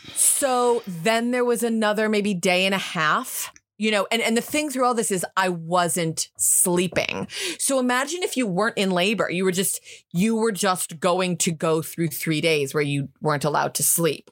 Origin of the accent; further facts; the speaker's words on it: United States; now in United Kingdom; I'm American